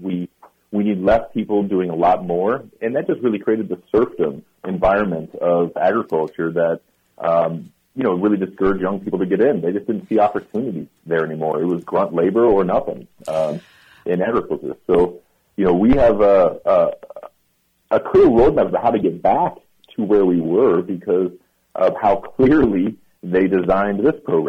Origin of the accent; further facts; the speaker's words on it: Kansas and Iowa, Midwest, United States; moved away; I grew up in Kansas and Iowa